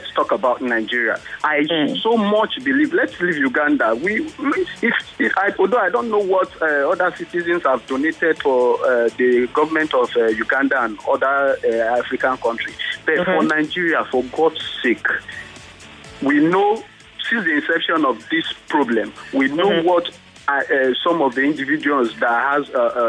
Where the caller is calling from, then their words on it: Israel; Yeah, this is … in Israel.